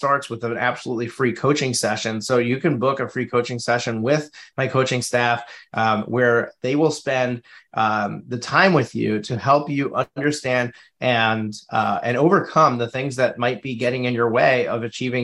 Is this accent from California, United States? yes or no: no; Suffern, New York, United States; I'm in Suffern, New York. So Rockland County